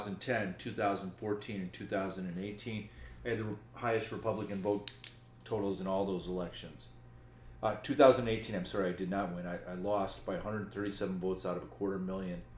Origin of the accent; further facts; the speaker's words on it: Chicago area, Illinois, United States; also born or lived in Pittsburgh, Pennsylvania; I was born in Pittsburgh, Pennsylvania, and moved to Chicago when I was approximately two